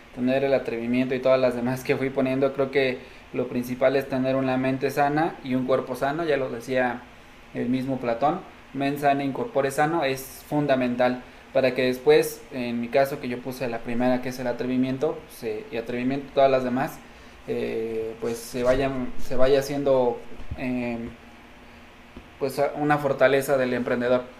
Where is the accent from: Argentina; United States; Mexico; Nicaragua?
Mexico; somos tres mexicanos